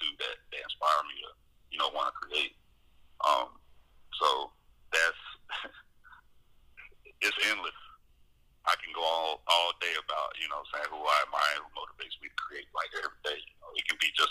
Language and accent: English; Anderson, South Carolina, United States; now in North Carolina, United States; from Anderson, South Carolina, which was pretty much my hometown where I was, like, born and raised